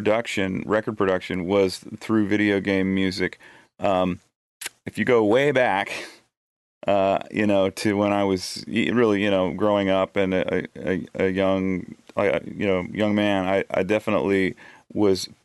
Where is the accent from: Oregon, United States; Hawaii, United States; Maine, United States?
Oregon, United States; Eugene; moved away as an adult; now in Nashville, United States; my hometown of Eugene